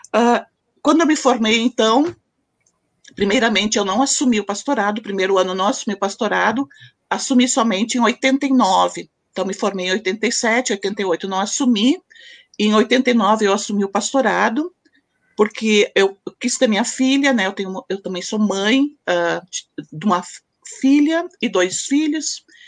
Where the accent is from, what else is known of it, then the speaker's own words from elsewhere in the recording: Candelária, Rio Grande do Sul, Brazil; eu sou natural de Candelária, Rio Grande do Sul